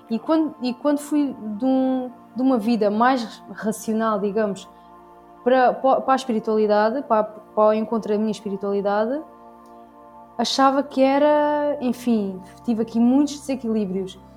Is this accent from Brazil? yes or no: no; Alentejo, Portugal; Sim, eu sou do Alentejo. Quer dizer, sim, do Alentejo.